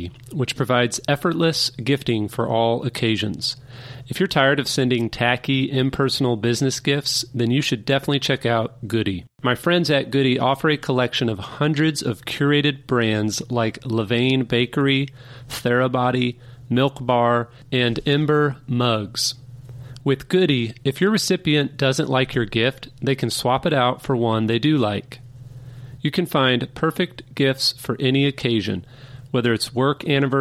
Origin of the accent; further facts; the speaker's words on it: Kansas City, Missouri, United States; growing up in Kansas City, Missouri